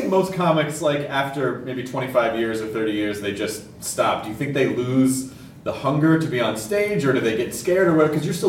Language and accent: English; United States; My American brain